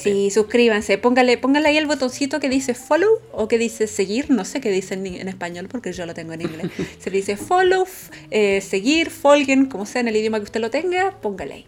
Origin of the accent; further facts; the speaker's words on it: Chile; now in Hamburg, Germany; yo también soy chilena, más chilena que los porotos, pero vivo ahora en Hamburgo